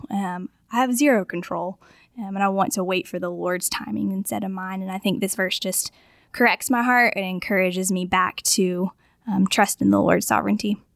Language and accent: English; Augusta, Georgia, United States; moved away as an adult; also born or lived in Florida; I grew up in Augusta, um, but moved away for a while, lived in Florida, and now, um, I'm back here